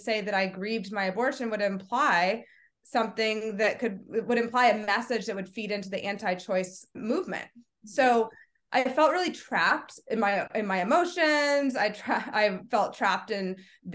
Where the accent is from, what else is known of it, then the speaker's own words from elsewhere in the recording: Kentucky, United States; I grew up in Kentucky